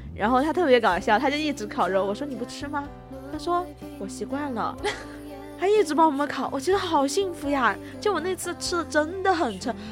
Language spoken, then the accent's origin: Chinese; Sichuan, China; accent: Sichuanese; first language Sichuanese; 用我们自己的家乡话，但是我家乡话吧，就可能是虽然同处四川